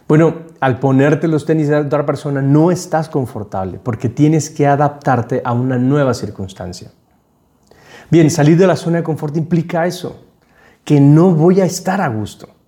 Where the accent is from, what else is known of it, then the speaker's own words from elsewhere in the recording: Panama; Y entonces yo llegué como un panameño hablando como panameño. Entonces el panameño habla muy rápido, va cortando las palabras, no se le entiende nada. Y eso es lo que me pasaba a mí. No se me entendía nada. Entonces tuve que desaprender mi acento